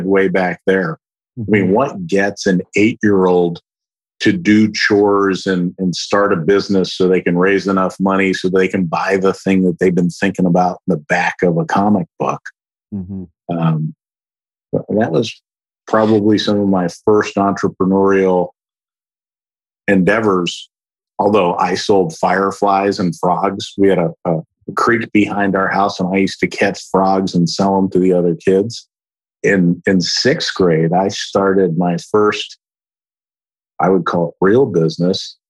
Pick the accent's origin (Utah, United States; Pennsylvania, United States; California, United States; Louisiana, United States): Pennsylvania, United States; Philadelphia; now in Dallas, United States; So I was born in Philadelphia. I live in Dallas now, but I grew up in the Northeast